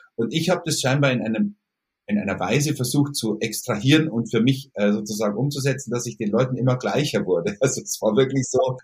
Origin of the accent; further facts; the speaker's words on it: Kaufbeuren, Bavaria, Germany; Bei uns in Kaufbeuren gab es einen lokalen Radiosender